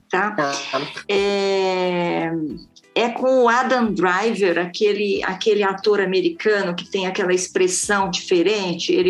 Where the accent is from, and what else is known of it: São Paulo, Brazil; born or raised there